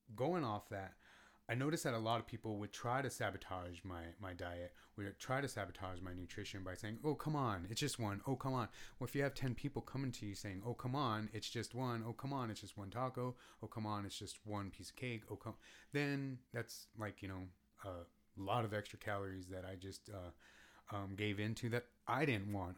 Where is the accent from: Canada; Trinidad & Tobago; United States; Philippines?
United States